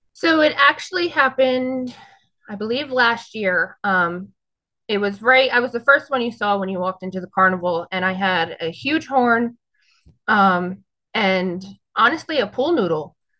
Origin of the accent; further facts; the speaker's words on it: North Brunswick, New Jersey, United States; I am North Brunswick, New Jersey